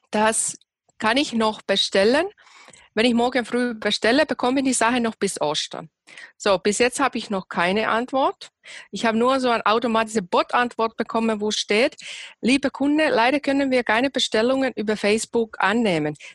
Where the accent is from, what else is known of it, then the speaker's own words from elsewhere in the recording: Finland; now in Germany; ursprünglich aus Finnland, wohne seit elf Jahren hier in Deutschland